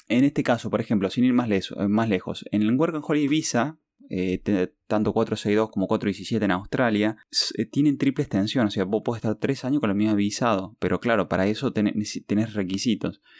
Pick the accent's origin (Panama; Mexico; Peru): Peru; Lima; moved away; cuando nos criamos ahí por, por Lima